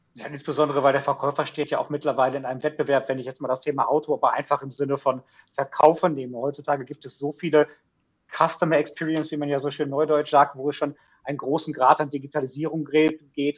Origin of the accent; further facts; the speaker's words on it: Ruhr area, North Rhine-Westphalia, Germany; Kind des Ruhrgebiets durch und durch